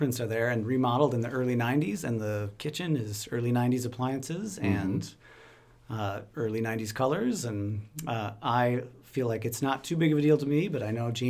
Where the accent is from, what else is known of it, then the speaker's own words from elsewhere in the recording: Fairmont, Minnesota, United States; grew up in Fairmont, Minnesota